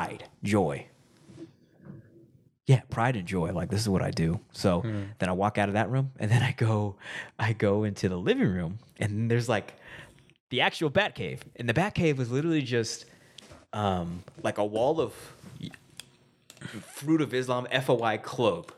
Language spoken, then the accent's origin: English; Arkansas, United States; I grew up in Arkansas.